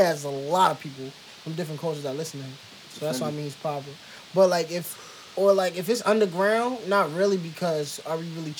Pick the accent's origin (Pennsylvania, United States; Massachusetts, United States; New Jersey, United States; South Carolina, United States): New Jersey, United States; Paterson; I'm from Patterson. Shout out to my hometown.